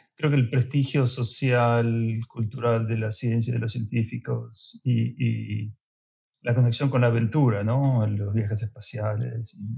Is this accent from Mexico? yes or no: no; Argentina; moved away; soy soy de Argentina